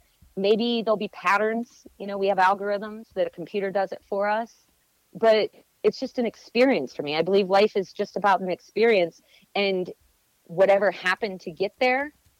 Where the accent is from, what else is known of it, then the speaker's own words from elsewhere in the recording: Greenville, Pennsylvania, United States; That's my hometown, Greenville, Pennsylvania